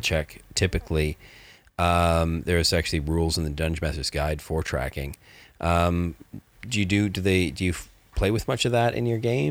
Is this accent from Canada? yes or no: yes; Canada; I grew up in Canada where there was lots of snow